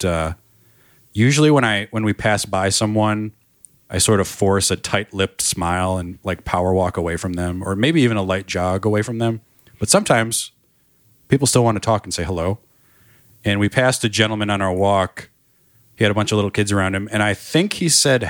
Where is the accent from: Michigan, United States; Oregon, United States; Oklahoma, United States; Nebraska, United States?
Michigan, United States; Northville; Growing up in Northville, Michigan, which is a very snooty place